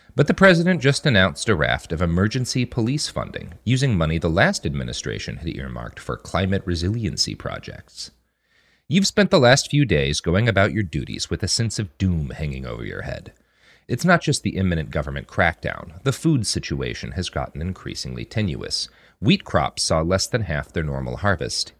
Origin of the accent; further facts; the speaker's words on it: the Bible Belt, United States; As a child growing up in the Bible Belt